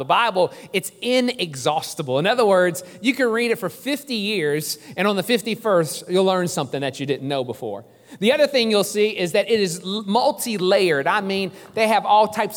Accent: New Orleans, Louisiana, United States; I am from New Orleans

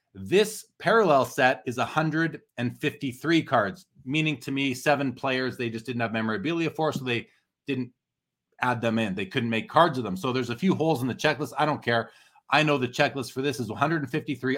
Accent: Winnipeg, Manitoba, Canada; moved away; I'm from Winnipeg originally

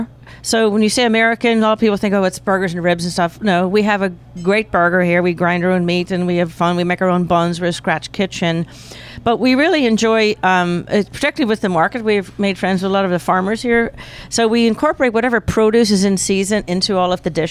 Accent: Northern Ireland, United Kingdom; now in Pittsburgh, United States; I was raised in Northern Ireland, is where I was born and raised, and born bred and buttered

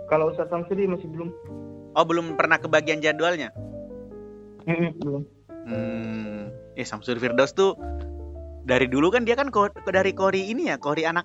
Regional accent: Sulawesi, Indonesia; Iya, dia kan sekampung sama Ane, orang Sulawesi juga.

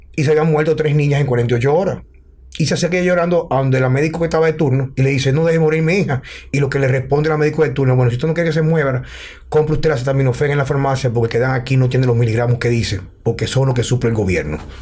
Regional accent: Dominican Republic

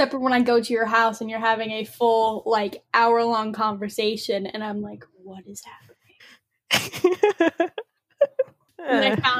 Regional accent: Illinois, United States; I am from Illinois.

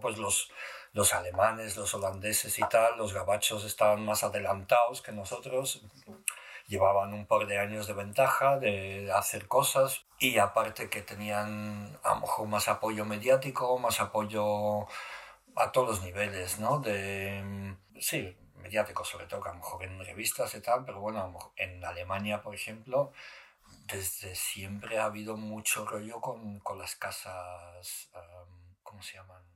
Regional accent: Alicante, Valencian Community, Spain; moved away as an adult; also born or lived in Morocco / New York, United States; soy camin de Alicante

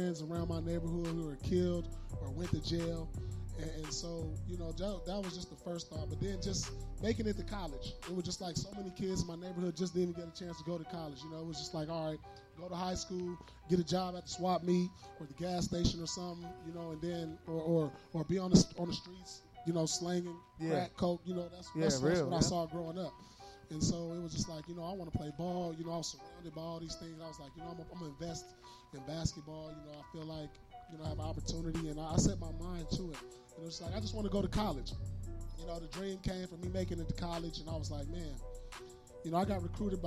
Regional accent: Inglewood, California, United States; I grew up right here in Inglewood, down the street from the Forum.

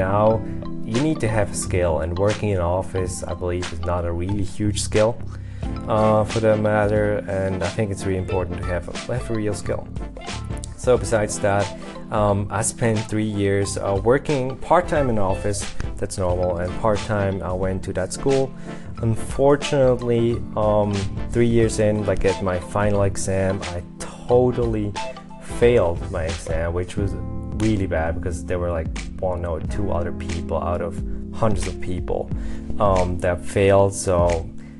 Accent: Lucerne, Switzerland; moved away; also born or lived in Montpellier, France; I was born in Lucerne, Switzerland, that is in the German-speaking part of Switzerland

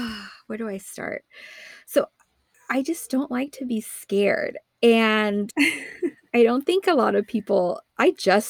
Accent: East Bay, California, United States; I grew up in the East Bay, it's more of like a housing like tract development system

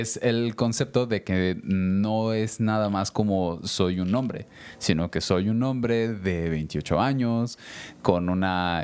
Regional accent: Mexico City, Mexico; now in Querétaro, Mexico; yo que me crié en Ciudad de México, de niños

